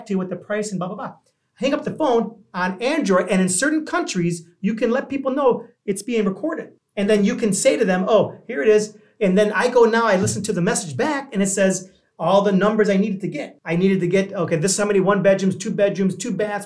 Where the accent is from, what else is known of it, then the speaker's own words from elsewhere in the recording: New York, United States; now in Los Angeles, United States; I'm originally from New York. I live